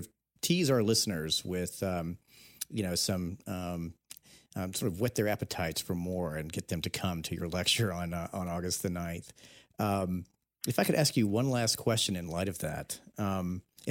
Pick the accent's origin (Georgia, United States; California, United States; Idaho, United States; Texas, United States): Georgia, United States; I grew up in Georgia